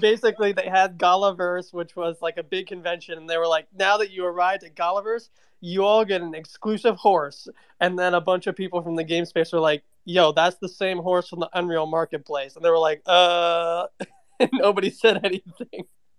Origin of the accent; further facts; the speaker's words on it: the South, United States; Yeah, I don't know. I'm from the South.